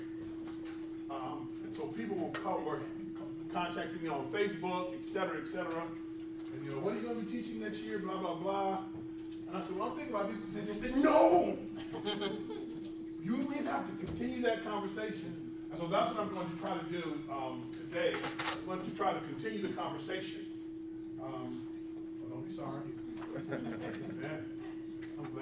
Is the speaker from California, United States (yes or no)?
yes; California, United States; also born or lived in Birmingham, Alabama; I don't know if I'm a native Californian or not, but I've been here since I was two. So, I was born in Birmingham, Alabama